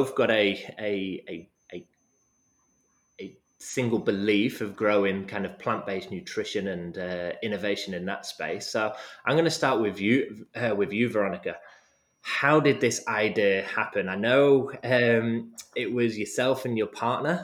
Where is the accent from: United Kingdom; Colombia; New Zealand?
United Kingdom; Manchester, North West England; now in Australia; originally from Manchester